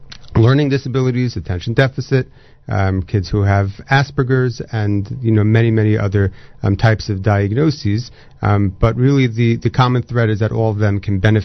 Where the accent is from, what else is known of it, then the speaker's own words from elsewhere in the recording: Fair Lawn, New Jersey, United States; I grew up in Fairlawn